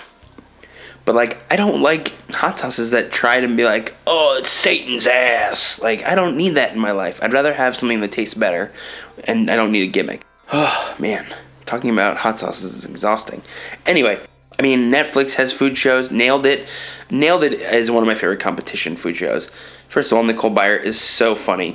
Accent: New York, United States; moved away; also born or lived in Los Angeles; As a New Yorker

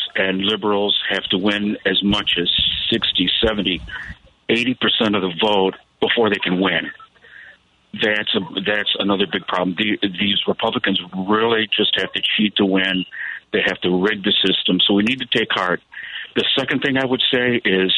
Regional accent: Chicago, Illinois, United States; moved away as an adult; also born or lived in Round Lake, Illinois; now in Clearwater, Florida, United States; I am a Chicago transplant. I couldn't take the cold anymore. I grew up in the Pilsen neighborhood, and then I lived up in Round Lake, Illinois

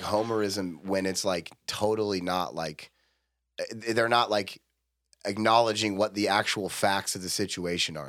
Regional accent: Forest Grove, Oregon, United States; I grew up in Forest Grove around that place

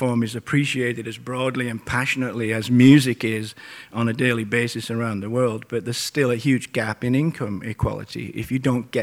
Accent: Portland, Oregon, United States; playing in my hometown at the Roseland Theater

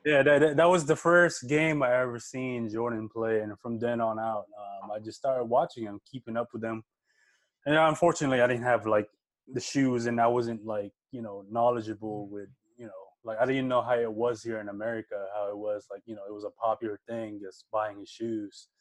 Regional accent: Philippines; moved away; growing up in the Philippines, man, we you don't even have TV

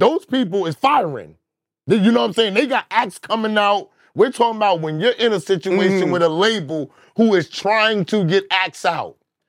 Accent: Dallas, Texas, United States; I grew up with Chaotic in Dallas in the same crib.

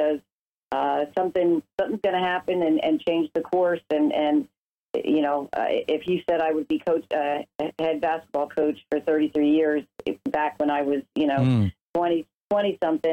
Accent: Bethlehem, Pennsylvania, United States; I grew up in Bethlehem

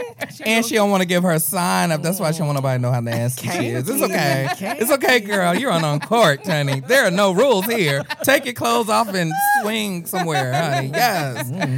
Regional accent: Compton, California, United States; I'm from Compton. I ain't from L.A.

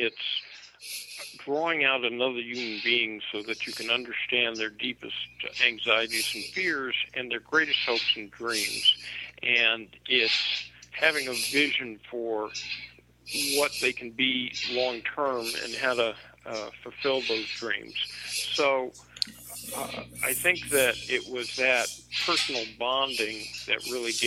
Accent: Los Angeles, California, United States; I grew up in Los Angeles, and my dad was a big UCLA Bruin fan

